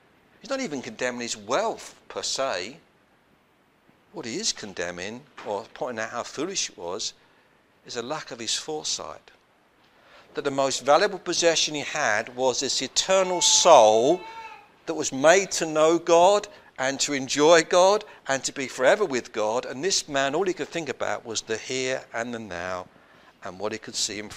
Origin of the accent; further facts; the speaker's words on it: London, United Kingdom; When I was growing up in South London